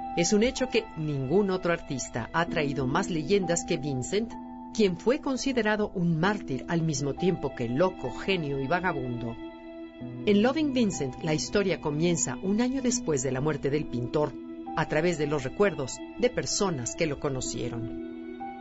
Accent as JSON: {"language": "Spanish", "country": "Mexico", "said": "como mexicanos"}